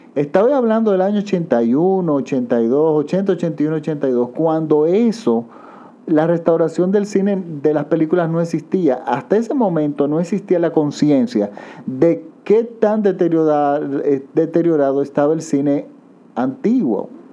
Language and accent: Spanish; Dominican Republic